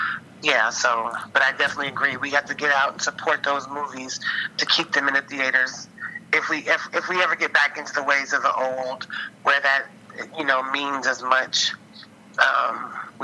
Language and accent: English; Louisville, Kentucky, United States; now in New Orleans, United States; I am from Louisville, but I currently live in New Orleans.